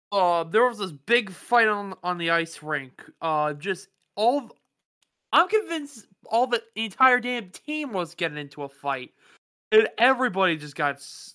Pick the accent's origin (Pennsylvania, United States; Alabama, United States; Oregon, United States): Pennsylvania, United States; Pittsburgh; I grew up in the Pittsburgh Penguins area